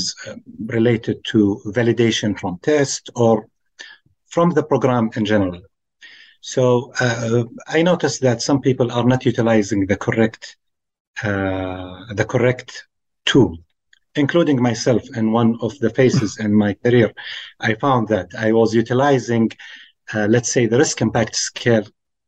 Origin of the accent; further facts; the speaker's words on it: Saudi Arabia; I'm from Saudi Arabia